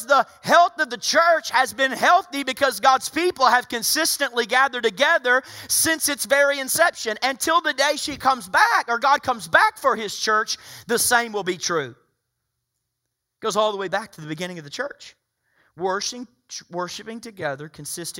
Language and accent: English; Soddy-Daisy, Tennessee, United States; Some would say I'm uncivilized coming from Soddy Daisy, Tennessee